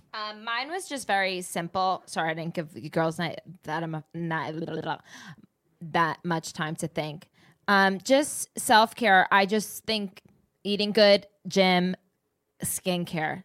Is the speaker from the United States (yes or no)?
yes; New Jersey, United States; I'm just from the East Co, like, Jersey